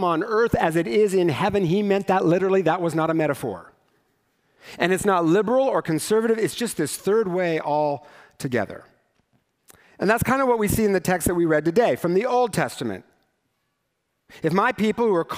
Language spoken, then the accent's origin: English; Eastern Washington, United States; growing up in Eastern Washington